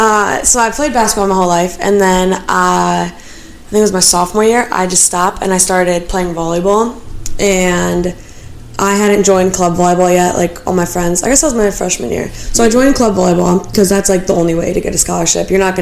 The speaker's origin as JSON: {"language": "English", "region": "Illinois", "country": "United States", "said": "I'm not from Chicago."}